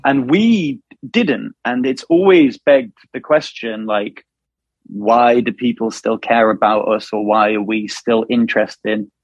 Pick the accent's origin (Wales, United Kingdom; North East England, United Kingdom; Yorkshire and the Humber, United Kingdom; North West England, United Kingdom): North West England, United Kingdom; Wilmslow; where we're from Wilmslow or Mac or like, like around that kind of area of Manchester